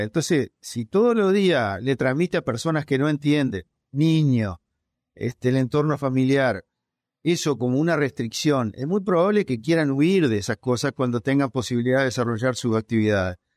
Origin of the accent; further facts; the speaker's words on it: Dolores, Soriano, Uruguay; Yo nací cerca de Gualeguaychú, pero del otro lado del río, en Uruguay, en Dolores